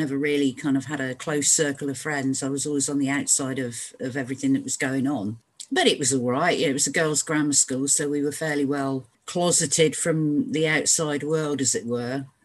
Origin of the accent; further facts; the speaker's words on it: Truro, South West England, United Kingdom; moved away as an adult; also born or lived in Saint Helena; grew up in Truro in Cornwall, so I'm a Cornish maid